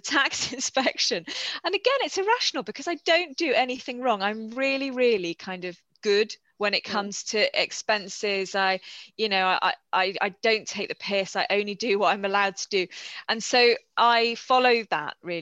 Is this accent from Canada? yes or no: no; United Kingdom; as a British reader